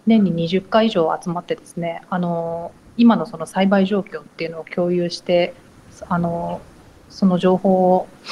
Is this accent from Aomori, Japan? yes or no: no; Handa, Aichi, Japan; 実は私も地元なんです